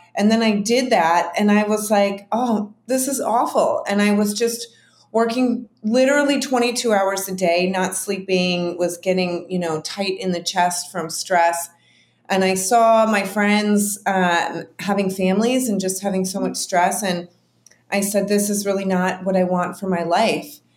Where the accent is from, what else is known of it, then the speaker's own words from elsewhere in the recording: Chicago, Illinois, United States; moved away as an adult; I'm from Chicago